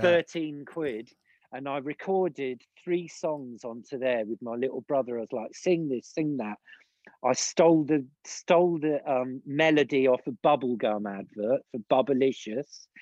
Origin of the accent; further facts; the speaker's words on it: Lyndhurst, South East England, United Kingdom; now in Austria; I grew up in I was born in the village of Lyndhurst